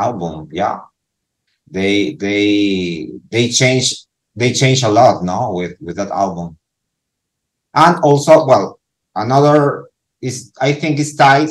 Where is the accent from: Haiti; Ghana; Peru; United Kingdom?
Peru; Lima; English is a second language; I'm from Peru, from Lima, Peru.